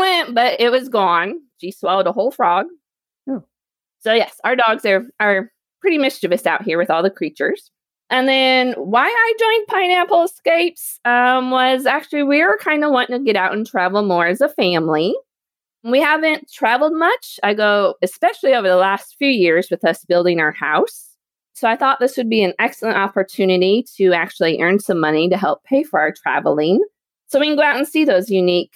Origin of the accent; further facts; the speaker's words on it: Lowell, Indiana, United States; moved away as an adult; also born or lived in Evansville, Indiana; I am originally from Northwest Indiana, and I grew up in a teeny tiny town named Lowell.